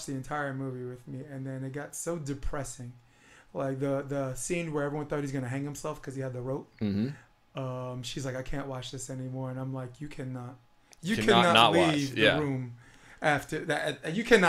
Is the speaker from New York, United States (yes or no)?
yes; New York City, New York, United States; I'm born and raised on Flatbush Avenue